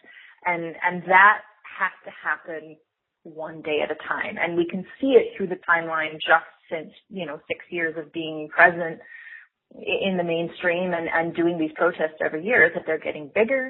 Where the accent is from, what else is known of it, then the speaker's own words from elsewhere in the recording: United States; I'm American, but I have this kind of influence of a different culture